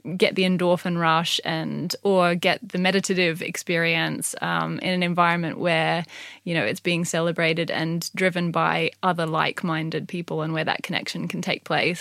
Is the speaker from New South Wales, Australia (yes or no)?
no; Gold Coast, Queensland, Australia; now in United Kingdom; So I grew up on the Gold Coast in Australia